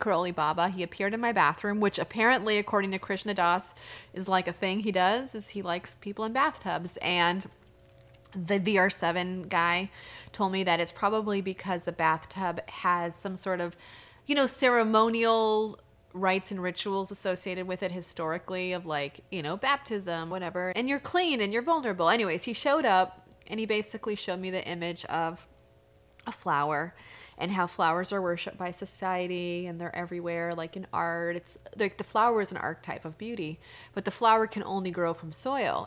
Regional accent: New Mexico, United States; I'm from New Mexico

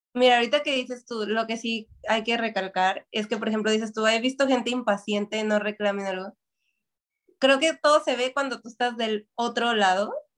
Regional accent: Mexico; now in Toronto, Canada; soy una mexicana en un lugar de asiático

